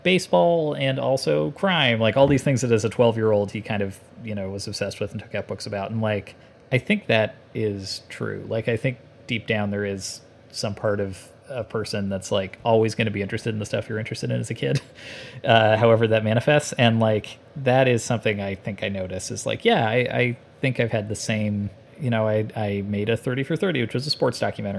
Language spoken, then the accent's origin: English; Canada; I grew up in Canada and I went to college in Canada